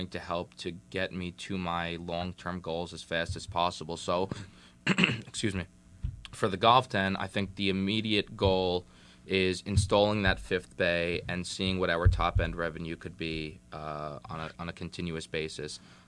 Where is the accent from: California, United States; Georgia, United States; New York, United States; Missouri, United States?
New York, United States; New York City; So I'm new to Jersey. Mm-hmm. As I mentioned earlier, I'm from Staten Island.